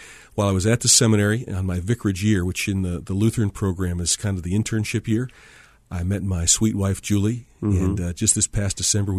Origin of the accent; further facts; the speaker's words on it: Michigan, United States; You know, I grew up in Michigan and didn't intend to become a pastor.